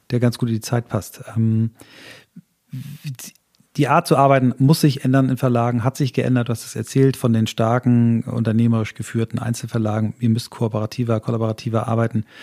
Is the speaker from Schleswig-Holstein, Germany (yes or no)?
yes; Flensburg, Schleswig-Holstein, Germany; born there; Ich, da bin ich, bin ich ein, auch geboren in Flensburg.